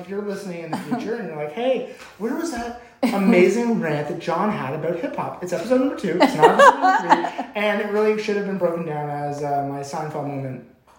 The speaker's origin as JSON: {"language": "English", "country": "Canada", "said": "because we're Canadian."}